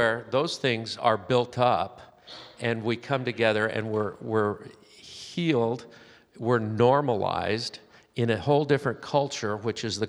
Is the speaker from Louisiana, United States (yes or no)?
no; Southern California, United States; I'm from Southern California, where I spent most of my life